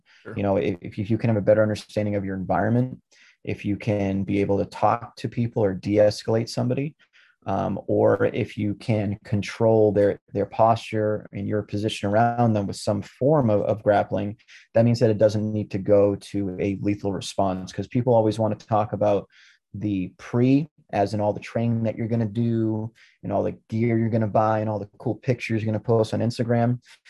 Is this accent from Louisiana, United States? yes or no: no; Lynn, Massachusetts, United States; born there; And there was a General Electric plant in the city that I was born in Lynn, Massachusetts.